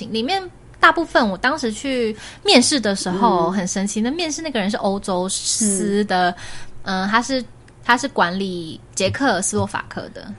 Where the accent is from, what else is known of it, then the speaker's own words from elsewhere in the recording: Taiwan; 如果我都已经是台湾人了